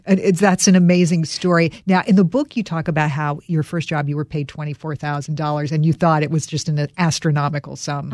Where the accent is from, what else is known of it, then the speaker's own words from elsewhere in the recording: North Carolina, United States; I'm from North Carolina.